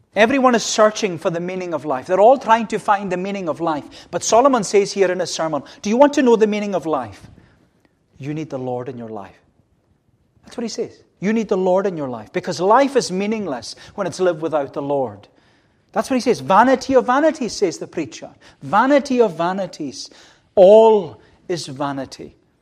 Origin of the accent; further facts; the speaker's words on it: United Kingdom; as British people